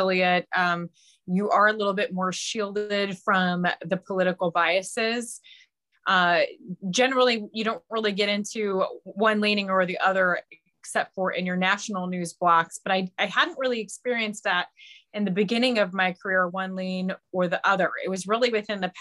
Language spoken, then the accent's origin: English; Northwest Ohio, United States; I was born and raised in Northwest Ohio, which is very much on the border of Michigan